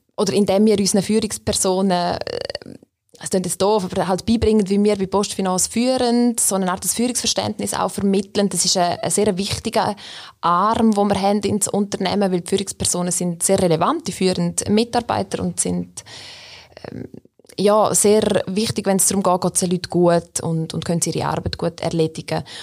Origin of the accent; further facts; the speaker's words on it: Graubünden, Switzerland; now in Bern, Switzerland; ich bin ursprünglich aus Graubünden, wohne aber seit mehr als 15 Jahren schon in Bern